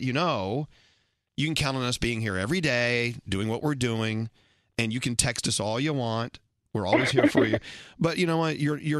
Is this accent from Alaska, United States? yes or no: no; Dallas, Texas, United States; moved away; I grew up in Dallas.